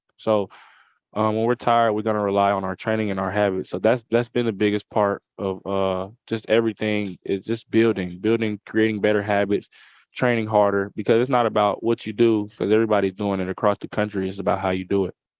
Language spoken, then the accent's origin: English; Atlanta, Georgia, United States; here in S E C Media Day in my hometown